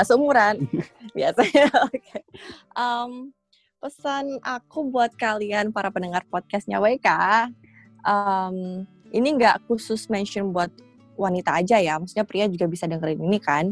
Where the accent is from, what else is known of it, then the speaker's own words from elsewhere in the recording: East Java, Indonesia; moved away as an adult; now in Hong Kong; aku dibesarin di Jawa Timur